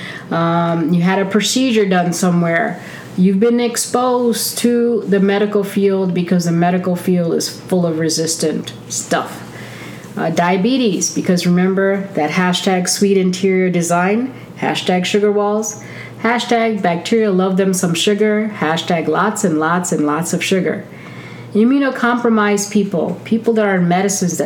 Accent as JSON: {"language": "English", "country": "India", "said": "I am Indian"}